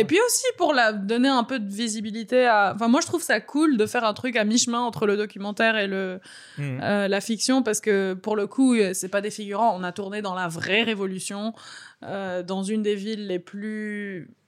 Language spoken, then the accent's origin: French; Beirut, Beirut Governorate, Lebanon; born or raised there; moved away